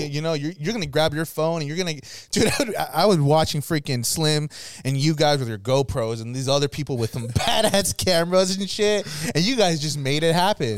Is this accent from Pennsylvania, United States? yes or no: no; Florida, United States; moved away; I grew up in Florida